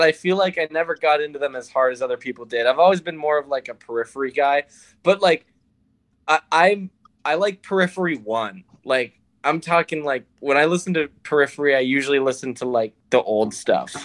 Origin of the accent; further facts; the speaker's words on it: South Shore, Massachusetts, United States; moved away as an adult; now in Lowell, United States; I'm from the South Shore. I grew up on the South Shore, but I live here now